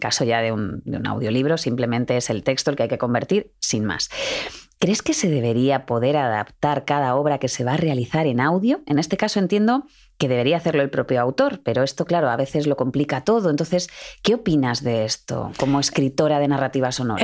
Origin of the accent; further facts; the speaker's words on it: Madrid, Community of Madrid, Spain; En Madrid estamos muy poquitos de Madrid. De todo el mundo, los, que somos poquitos somos los de Madrid.